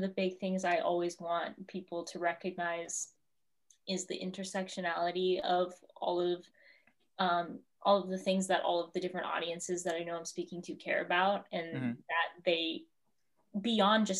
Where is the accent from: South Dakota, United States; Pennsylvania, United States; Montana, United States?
South Dakota, United States; accent: South Dakotan; also born or lived in Cheyenne River; I actually have a friend who reams me constantly at Stanford for my South Dakotan accent